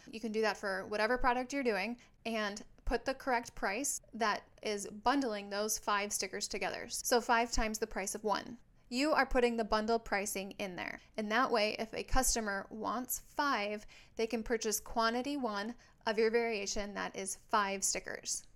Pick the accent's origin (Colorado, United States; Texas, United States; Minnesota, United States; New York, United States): Minnesota, United States; now in San Diego, United States; I live in San Diego, California, but I'm from Minnesota